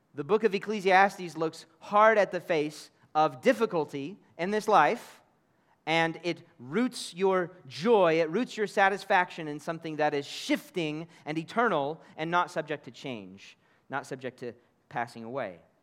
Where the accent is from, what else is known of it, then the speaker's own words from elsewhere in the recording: Kansas City, Missouri, United States; moved away as an adult; now in United Arab Emirates; my own hometown of Kansas City in America